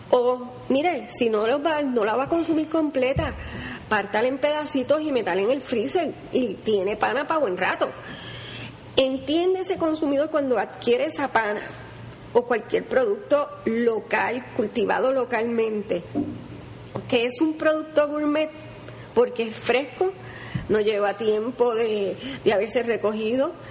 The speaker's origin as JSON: {"language": "Spanish", "country": "Puerto Rico", "said": "miren no, nosotros somos caribeños a mí me encantan los plátanos maduros. Yo no puedo. Las alcapulas"}